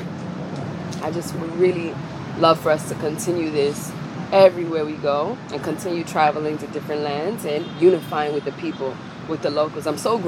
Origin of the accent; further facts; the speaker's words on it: New York City, New York, United States; That's the culture I grew up in. I'm from Harlem.